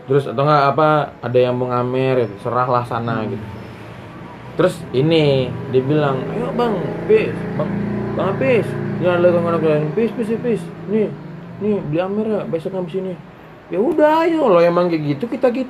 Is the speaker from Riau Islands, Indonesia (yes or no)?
yes; Batam, Riau Islands, Indonesia; aku kan dari Batam nih ya